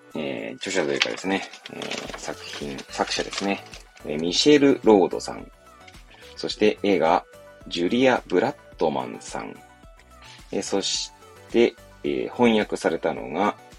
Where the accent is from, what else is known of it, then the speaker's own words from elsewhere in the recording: Hachioji, Tokyo, Japan; 東京の八王子っていう、まあ、多摩地区っていうね、ちょっと外れの方にある、まあ、八王子で生まれ育った